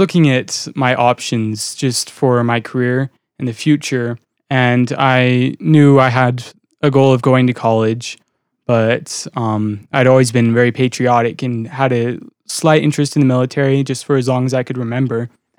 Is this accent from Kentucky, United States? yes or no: yes; Kentucky, United States; born there; I was born in Kentucky.